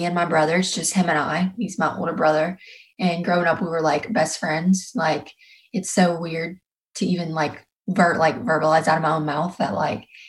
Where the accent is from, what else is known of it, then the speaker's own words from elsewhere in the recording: South Louisiana, United States; born and bred in the South. This is all I know. And I'm definitely a Southern girl at heart.